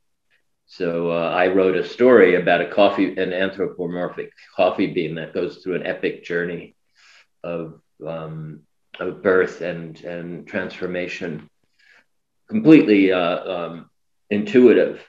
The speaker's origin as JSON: {"language": "English", "region": "New York", "country": "United States", "tie": "born or raised there", "said": "I was born in New York, Manhattan General Hospital"}